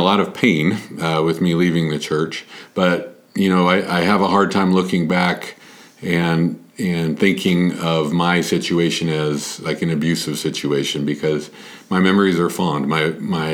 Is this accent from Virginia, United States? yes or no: no; Littleton, Colorado, United States; I'm from Littleton. I went to Chatfield High School